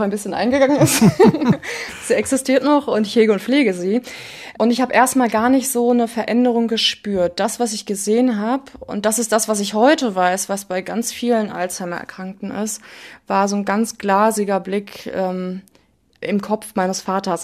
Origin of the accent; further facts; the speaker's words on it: Ruhr area, North Rhine-Westphalia, Germany; now in Essen, Germany; ich komme aus dem Ruhrgebiet